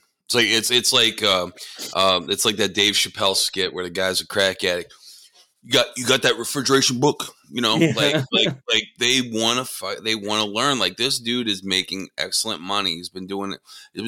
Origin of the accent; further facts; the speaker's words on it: between Scranton and Allentown, Pennsylvania, United States; also born or lived in Connecticut; now in Dallas, United States; I grew up in between Scranton and Allentown.